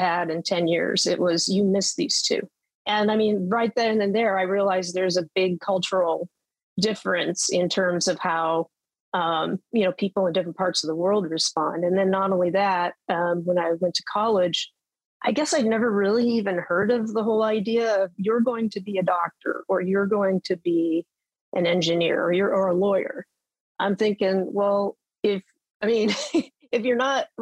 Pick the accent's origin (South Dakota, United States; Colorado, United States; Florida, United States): South Dakota, United States; Western; I grew up in South Dakota